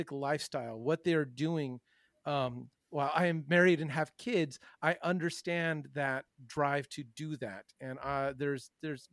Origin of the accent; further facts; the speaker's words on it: United States; as an American growing up in American beer culture